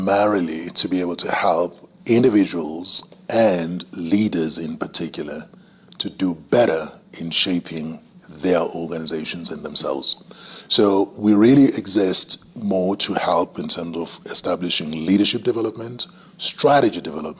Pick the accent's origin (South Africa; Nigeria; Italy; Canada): South Africa; Umhlabuyalingana, KwaZulu-Natal; That's where I originate from. Yeah. And the specific place is called Kwamahlungulu. I grew up in a space where I just had cattle all around.